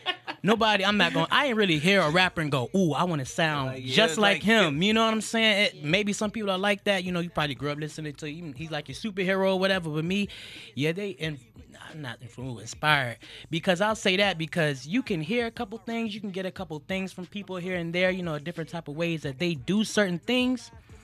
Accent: Norfolk, Virginia, United States; I'm from Norfolk

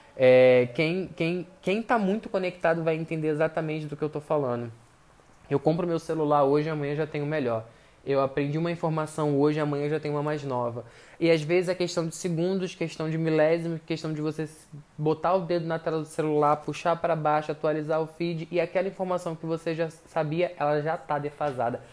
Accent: Brazil; eu, pelo menos como brasileiro

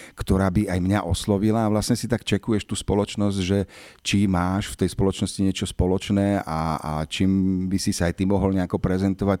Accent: Bratislava, Bratislava Region, Slovakia; Teda narodil som sa na Bezručovej ulici v Bratislave, ktorá už vlastne neexistuje

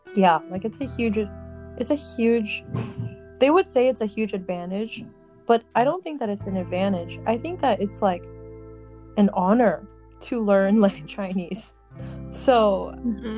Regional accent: United States; being Asian American

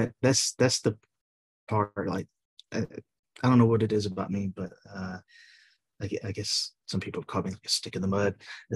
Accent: South Georgia, United States; I'm in South Georgia. So you're like, for me, Northwest, and I'm right above Florida, like literally.

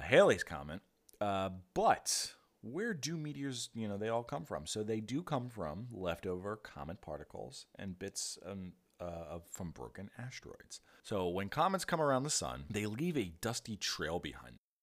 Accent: southern New Jersey, United States; moved away as an adult; also born or lived in Philadelphia, Pennsylvania; I grew up in the woods in southern New Jersey

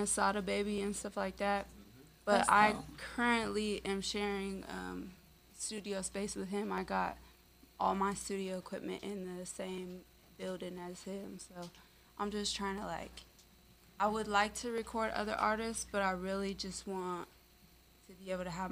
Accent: Oregon, United States; moved away as an adult; now in Las Vegas, United States; I'm from Oregon, mainly. That was like where I spent most of my like teenage life

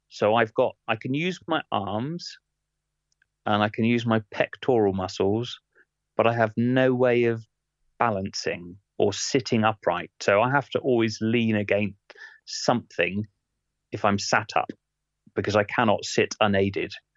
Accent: England, United Kingdom; also born or lived in Bath; now in Ashtead, United Kingdom; a Englishman

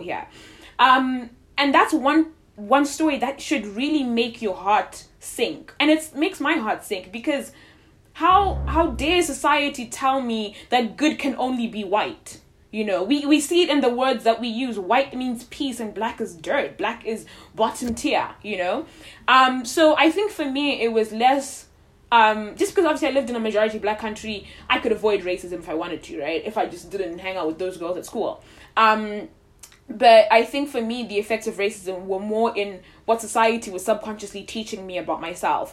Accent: Zimbabwe; born or raised there; moved away

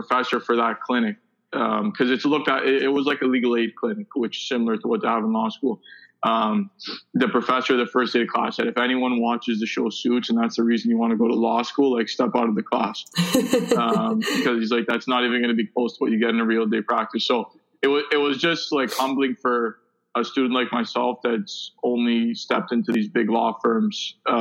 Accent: Vaughan, Ontario, Canada; I'm from Vaughan

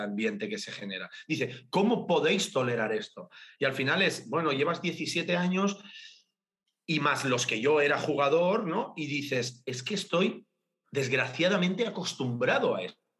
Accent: Sabadell, Catalonia, Spain; Yo soy de Sabadell

